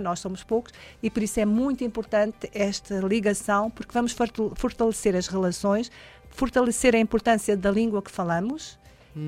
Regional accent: Portugal; moved away as an adult; now in Belém, Brazil; apresentei-me como portuguesa

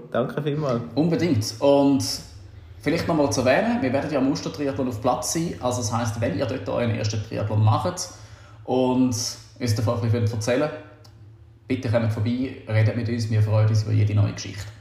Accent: Austria; Aber äh, wie du weißt, Patrick, bin ich Österreicher und gewisse Sachen, Charaktereigenschaften habe ich wohl von daher mitgenommen.

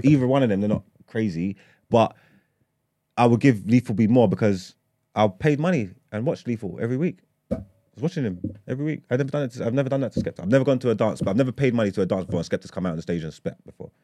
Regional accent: London, United Kingdom; I grew up in East London

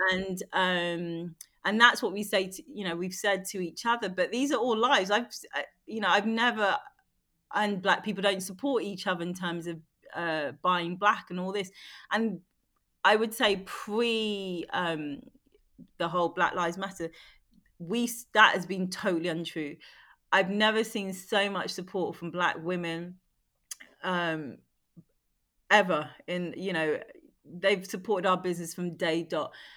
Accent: London, United Kingdom; I grew up in London where, you know, it's very multicultural.

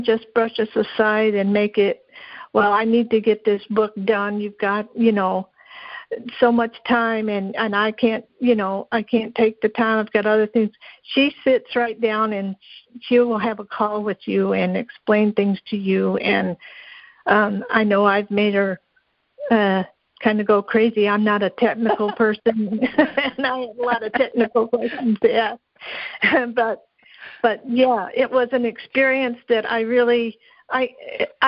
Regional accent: Kentucky, United States; I'm actually from Kentucky.

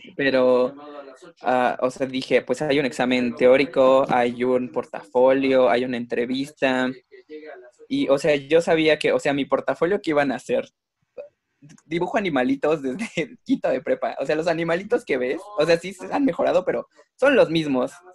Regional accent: Mexico

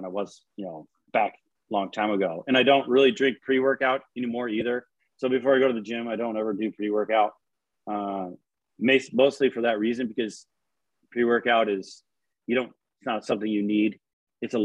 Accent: Washington, United States; moved away as an adult; now in Texas, United States; I'm from Washington.

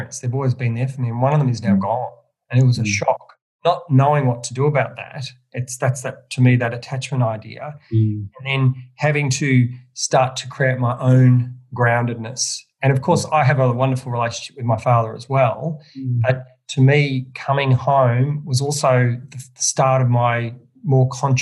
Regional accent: Melbourne, Victoria, Australia; also born or lived in Macedon Ranges / Bendigo; I grew up in the suburbs of Melbourne

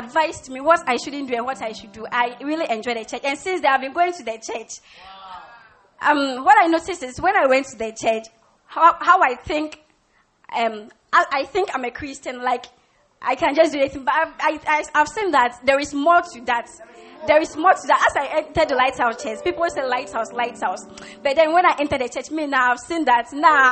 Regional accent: Hohoe, Volta, Ghana; And I come from the Volta region, Hohoe.

